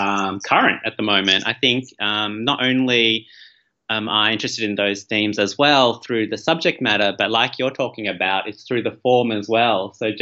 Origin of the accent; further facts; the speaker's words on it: Malaysia; when I visit, even though I'm from Malaysia, I went back to Southeast Asia, I went to Indonesia a couple of years ago